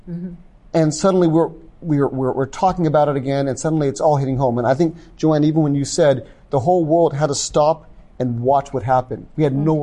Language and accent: English; the South, United States; I grew up in the South, and I was, my parents were, in the, my mother was in the military.